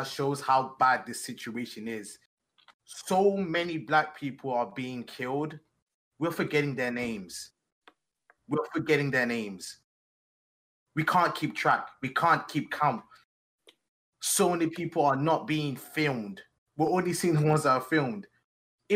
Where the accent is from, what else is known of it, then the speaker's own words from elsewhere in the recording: Nigeria; also born or lived in England; now in United States; I left England when I was really young. We were raised in Nigeria